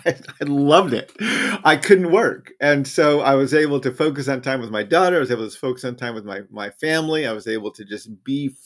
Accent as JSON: {"language": "English", "region": "New Mexico", "country": "United States", "tie": "born or raised there", "said": "I grew up in New Mexico, right near the Rocky Mountains in the Southwest, where we actually have mountains there."}